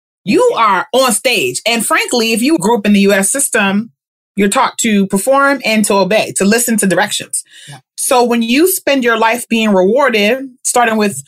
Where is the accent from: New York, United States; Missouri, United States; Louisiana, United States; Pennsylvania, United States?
New York, United States; New York City; I am from Queens